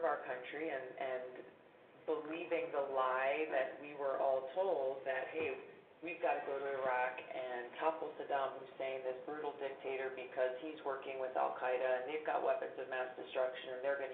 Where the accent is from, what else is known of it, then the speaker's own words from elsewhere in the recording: Hawaii, United States; we're from Hawaii